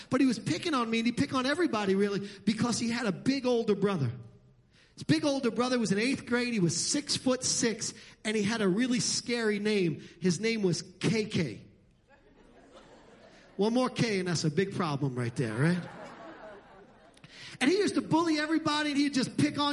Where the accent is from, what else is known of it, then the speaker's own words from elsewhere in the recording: New York City, New York, United States; moved away; where I grew up in Brooklyn and Staten Island and the Bronx and New York and Queens.